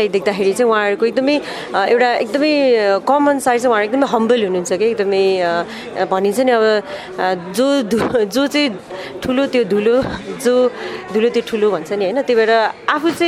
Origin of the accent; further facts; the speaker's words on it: Nepal; now in United Kingdom; मैले मेरो बाल्यकाल नै नेपालमा बिताएको र म हरेक वर्ष आउने पनि भएको भएर हरेकचोटि अब घर नेपाल भनेको चाहिँ एउटा घर एउटा मातृभूमि भन्ने नै हुन्छ